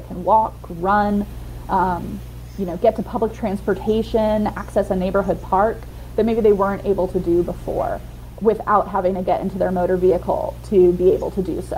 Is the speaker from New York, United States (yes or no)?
yes; New York, United States; now in Savannah, United States; I grew up in New York